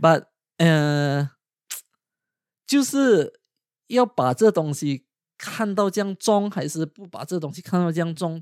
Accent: Malaysia; moved away as an adult; now in United Kingdom; 我现在我是马来西亚人嘛

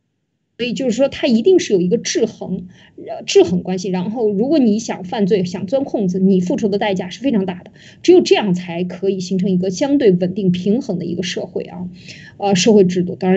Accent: China; 给我们中国人看明白、看清楚，

